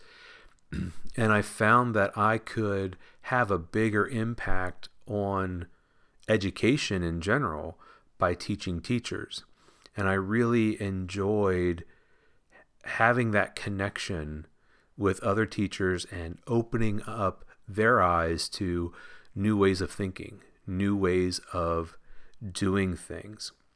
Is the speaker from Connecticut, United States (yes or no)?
no; Washington, Pennsylvania, United States; I grew up in Washington, Pennsylvania, just south of Pittsburgh, P